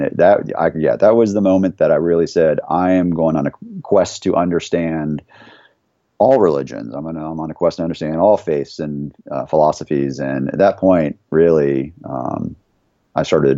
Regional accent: Conyers, Georgia, United States; now in Charlotte, United States; I grew up in right outside of Atlanta in a town called Conyers, Georgia

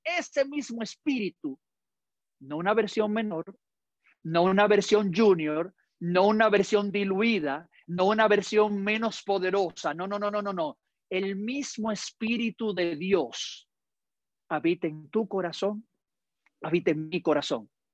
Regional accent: Dominican Republic; yo como dominicano hablo muy rápido

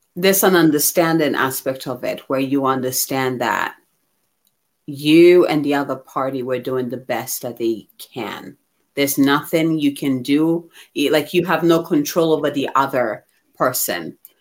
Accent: Ghana; moved away; I'm originally from Ghana

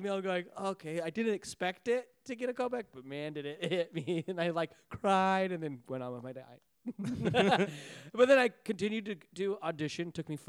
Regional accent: Salt Lake City, Utah, United States; moved away as an adult; well, I come from Salt Lake City, Utah.

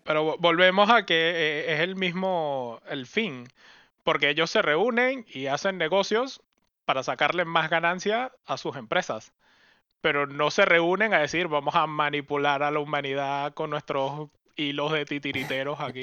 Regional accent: Venezuela; moved away as an adult; also born or lived in Caracas / Oxford; now in Europe; Yo salí de Venezuela, me fui

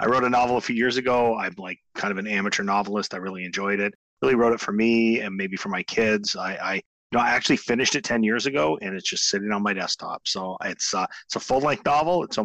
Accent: Owen Sound, Ontario, Canada; now in Kingston, Canada; I'm from Owen Sound initially. I grew up on a farm in Owen Sound, so we're near Owen Sound.

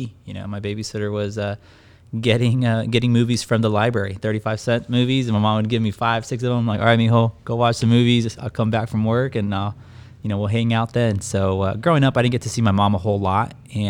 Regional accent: Escondido, California, United States; I'm 32 years old. I live here in the city of sunny San Diego, specifically Escondido. I was raised here in Escondido.

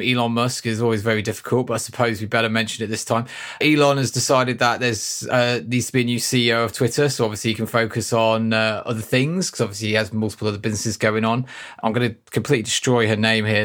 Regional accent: United Kingdom; we're British

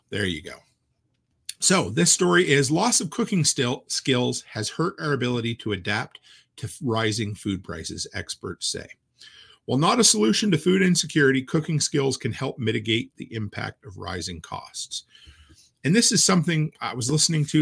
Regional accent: Nova Scotia, Canada; moved away; back to where I grew up in Nova Scotia

